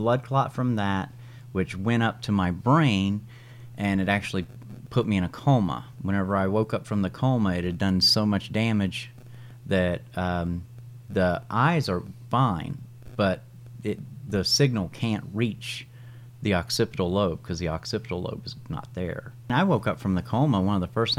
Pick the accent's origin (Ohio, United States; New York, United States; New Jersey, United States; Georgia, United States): Ohio, United States; Oak Hill; I'm from Oak Hill, Ohio.